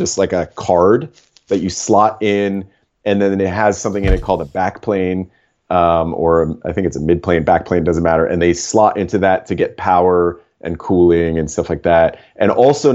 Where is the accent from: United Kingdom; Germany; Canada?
Canada; Toronto, Ontario; I grew up in Toronto